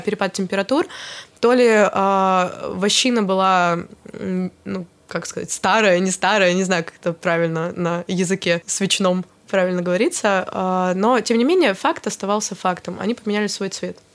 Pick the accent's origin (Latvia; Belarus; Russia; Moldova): Russia; Chelyabinsk, Chelyabinsk Oblast; born or raised there